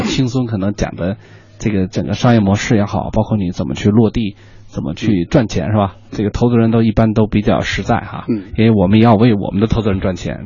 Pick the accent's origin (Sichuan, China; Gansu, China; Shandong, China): Sichuan, China; 其实我也是四川人